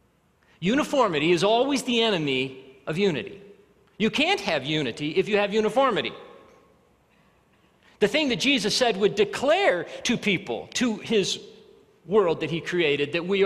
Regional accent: Arvada, Colorado, United States; also born or lived in Alabama; we moved from Alabama to Colorado, we lived in Arvada, we had a very middle class life

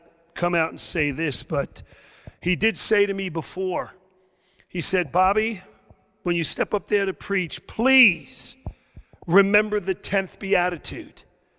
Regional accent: New York City, New York, United States; moved away as an adult; also born or lived in Tulsa, Oklahoma; now in Florida, United States; I grew up in Brooklyn, New York. I was a Boston Red Sox fan in Brooklyn, New York.

